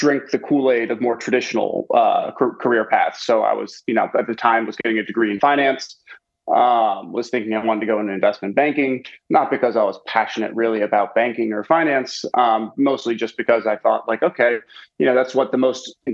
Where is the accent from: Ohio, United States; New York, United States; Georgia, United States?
New York, United States; Westchester County; moved away as an adult; now in Dallas, United States; I grew up in Westchester County, New York